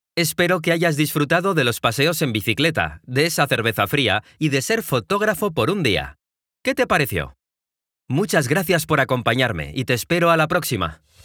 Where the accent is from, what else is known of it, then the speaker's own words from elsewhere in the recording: Mexico; now in Guadalajara, Mexico; Soy un mexicano de 27 años que vive en la ciudad de Guadalajara, en México